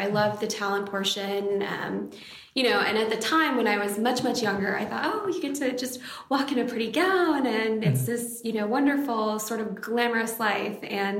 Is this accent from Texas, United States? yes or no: no; Michigan, United States; also born or lived in Syracuse / Vijayawada / Oklahoma; So I was born in Syracuse, New York, but my grandparents actually raised me in Vijayawada for about 2.5 years. And then when I came back, my family moved to Oklahoma at the time. And from Oklahoma, when I was 10 years old, we moved to Michigan.